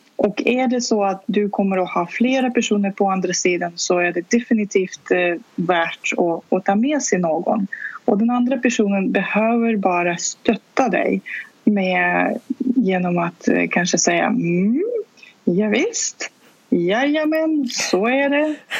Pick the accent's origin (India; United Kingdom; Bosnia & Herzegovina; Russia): Russia; Saint Petersburg; first language Russian; Swedish is a second language; also born or lived in Stockholm region, Sweden; now in Stockholm, Sweden; ursprungligen kommer jag från Sankt Petersburg där jag var född och uppvuxen. Så ryska är mitt